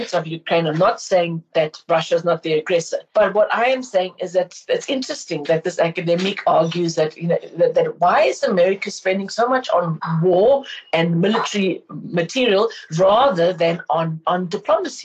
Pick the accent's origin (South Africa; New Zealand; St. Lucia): South Africa